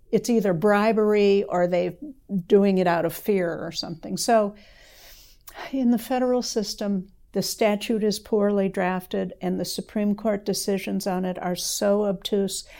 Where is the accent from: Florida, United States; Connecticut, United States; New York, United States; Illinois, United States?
Illinois, United States; Evanston; moved away as an adult; also born or lived in Madison, Wisconsin; now in Lexington, United States; I grew up in Evanston, Illinois, which is the first suburb north of Chicago